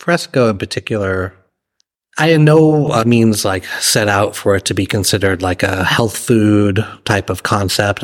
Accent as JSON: {"language": "English", "region": "Massachusetts", "country": "United States", "tie": "born or raised there", "also_born_or_lived": "New York / Charlottesville, Virginia", "moved": "as an adult", "lives_now": "San Marcos, United States", "said": "I was, uh, born and raised in Massachusetts"}